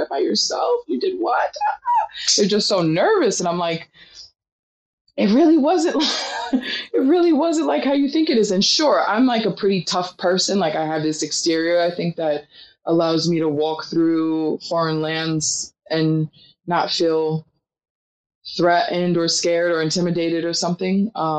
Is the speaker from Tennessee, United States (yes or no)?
no; Queens, New York, United States; And so when I was young, my dad used to take me and my little sister. We grew up in Queens